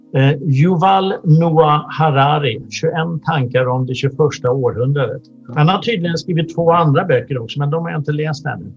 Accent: Sweden; jag föddes här i Sverige 62

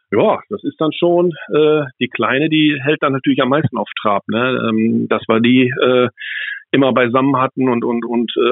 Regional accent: Bielefeld, North Rhine-Westphalia, Germany; das ist also klar, wir als Bielefelder, wir, wir haben das natürlich schon so zwei, dreimal irgendwie gehört

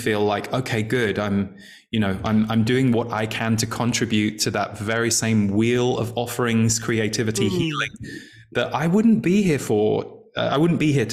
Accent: England, United Kingdom; when I was growing up in England

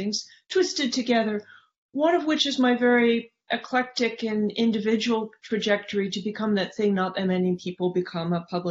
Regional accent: San Francisco, California, United States; the neighborhood I grew up in San Francisco

